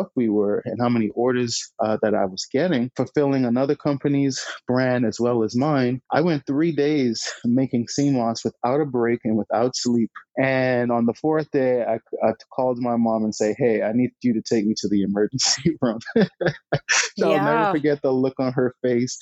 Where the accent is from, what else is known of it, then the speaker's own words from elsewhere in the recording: Bahamas; I was born and raised in the Bahamas.